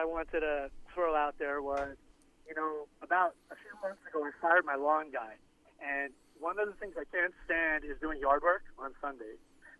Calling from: Florida, United States; Hey, this is … from the sunny Florida Keys.

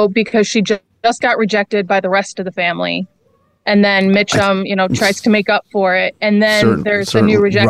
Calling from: Michigan, United States; Just outside of Ann Arbor, Michigan.

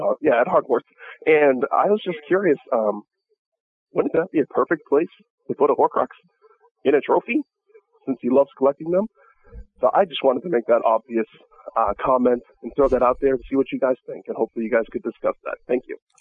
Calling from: Massachusetts, United States; I'm calling from Massachusetts

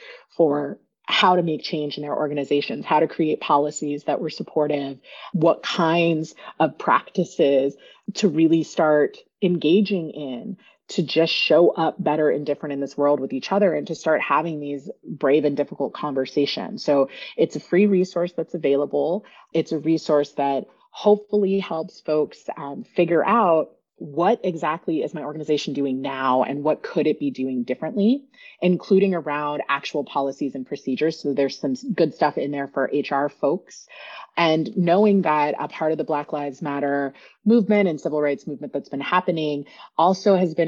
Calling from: Oakland, California, United States; I am zooming in from Ohlone territory in the East Bay, Oakland, Berkeley area

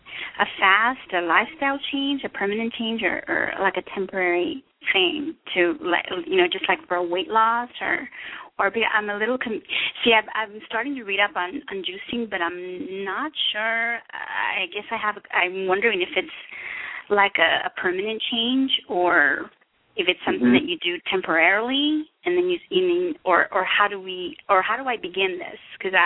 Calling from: El Paso, Texas, United States; I'm calling from El Paso, Texas.

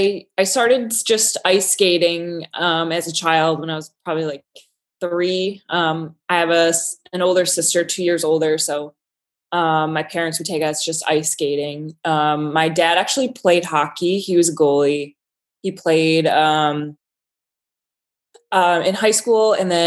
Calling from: Buffalo, New York, United States; Actually, I'm joining you from Buffalo, New York, working for my New York City architecture firm.

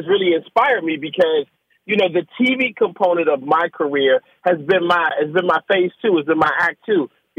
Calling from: Washington, District of Columbia, United States; Man, I'm home in Washington D.C.

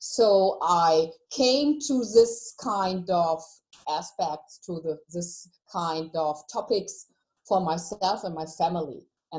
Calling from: Hesse, Germany; So I call from Germany. I live in a little town next to Frankfurt.

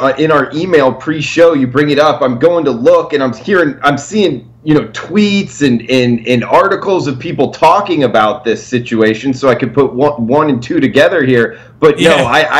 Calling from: Fort Lauderdale, Florida, United States; In Fort Lauderdale, Florida.

